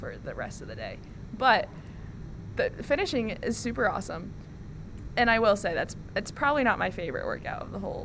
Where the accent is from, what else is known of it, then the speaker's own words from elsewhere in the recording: United States; moved away as an adult; also born or lived in Norway; I've only ever lived in the U.S.